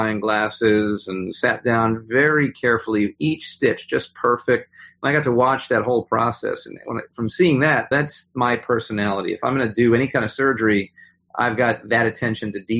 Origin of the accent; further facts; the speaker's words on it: New York, United States; I grew up in New York.